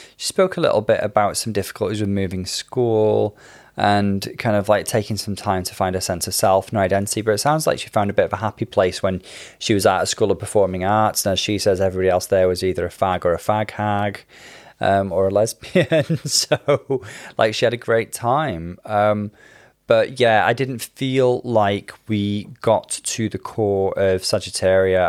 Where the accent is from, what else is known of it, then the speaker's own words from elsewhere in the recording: Welsh, Wales, United Kingdom; I don't think Welsh is my first language, actually, but I did grow up speaking Welsh and English